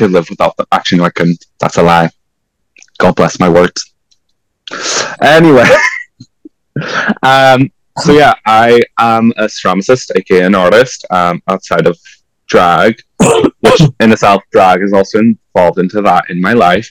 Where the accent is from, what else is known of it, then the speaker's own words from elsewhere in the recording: Portugal; moved away as an adult; now in Belfast, United Kingdom; I was born in Portugal. I moved to Belfast in 2014, and I've been living in here ever since